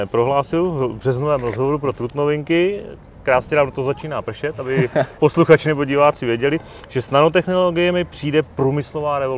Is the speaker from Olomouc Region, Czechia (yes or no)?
no; Liberec, Liberec Region, Czechia; Já tím, že jsem z Liberce, tak jsem na dešť zvyklý